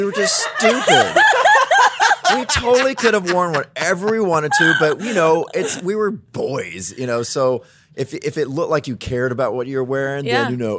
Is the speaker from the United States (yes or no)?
yes; Mississippi, United States; of course, I'm from Mississippi.